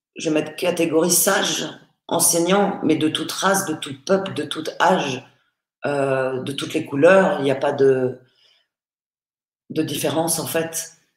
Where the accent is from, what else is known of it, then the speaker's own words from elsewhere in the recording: Paris, Île-de-France, France; je suis née à Paris